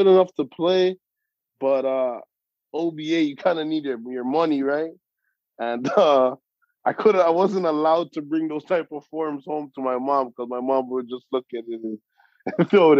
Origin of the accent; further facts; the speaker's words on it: Toronto, Ontario, Canada; also born or lived in Rexdale; I grew up in the Jane and Finch community.